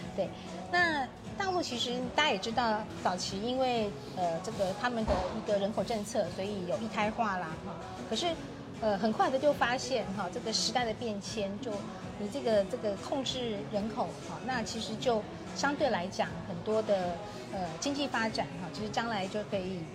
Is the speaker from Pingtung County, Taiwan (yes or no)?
no; Kaohsiung, Taiwan; 我自己也是在高雄成长的一个人哈，然后其实我的童年在高雄也看到，呃，也感受到很多的滋养哈